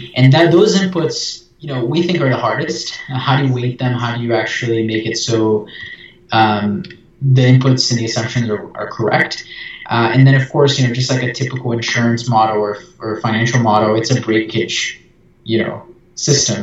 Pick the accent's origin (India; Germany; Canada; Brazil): Brazil; I'm from Brazil